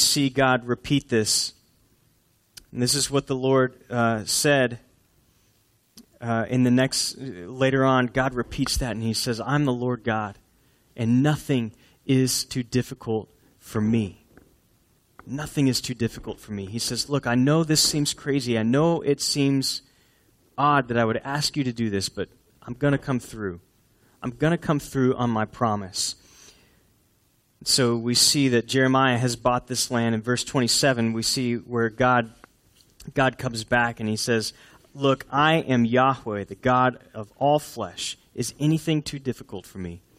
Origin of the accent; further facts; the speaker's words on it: Houston, Texas, United States; I grew up in Houston where there were trees that were planted years and years and years ago